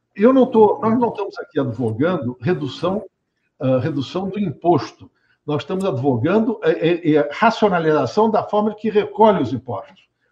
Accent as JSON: {"language": "Portuguese", "country": "Brazil", "said": "eu brasileiro"}